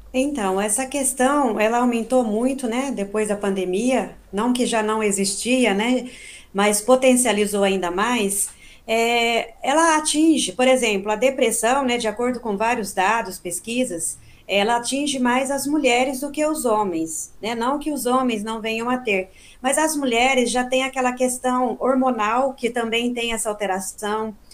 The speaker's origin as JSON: {"language": "Portuguese", "town": "Boa Esperança", "region": "Minas Gerais", "country": "Brazil", "tie": "born or raised there", "moved": "yes", "lives_now": "Campinas, Brazil", "said": "eu nasci e cresci em Minas, em Boa Esperança, né? No sul de Minas."}